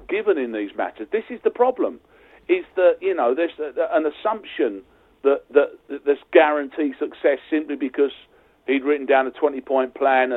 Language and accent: English; Essex, East of England, United Kingdom; also born or lived in London; I'm a proper Londoner. I was born in Essex.